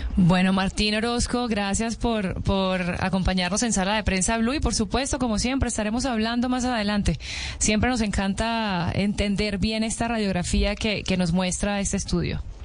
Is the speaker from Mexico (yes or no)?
no; Venezuela; yo soy venezolana